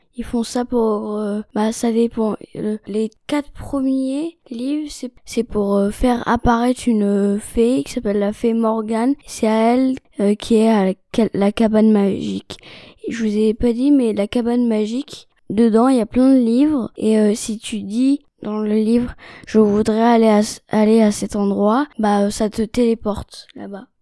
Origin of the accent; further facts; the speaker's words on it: China; je suis née en Chine et j'ai 9 ans